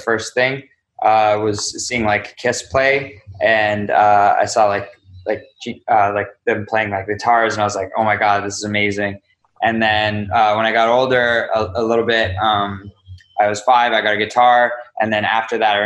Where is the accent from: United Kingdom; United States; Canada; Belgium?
Canada; being Canadian